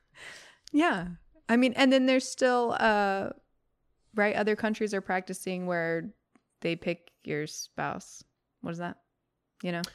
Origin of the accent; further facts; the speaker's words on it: California, United States; we grew up in California